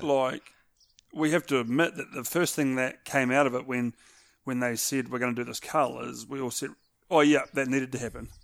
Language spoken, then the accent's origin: English; New Zealand; here in New Zealand